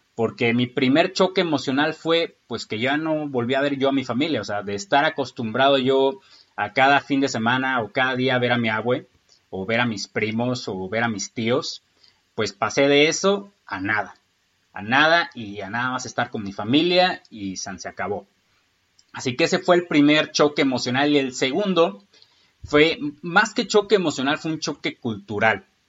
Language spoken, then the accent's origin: Spanish; Michoacán, Mexico; also born or lived in Lázaro Cárdenas; Yo nazco en el puerto de Lázaro Cárdenas en enero del 93. Soy michoacano